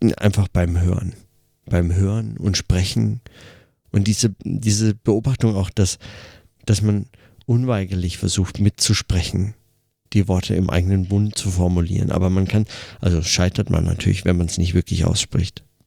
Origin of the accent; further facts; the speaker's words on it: Germany; now in Switzerland; als Deutscher